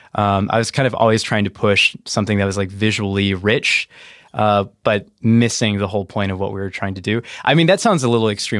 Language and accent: English; New Mexico, United States; moved away; I grew up in New Mexico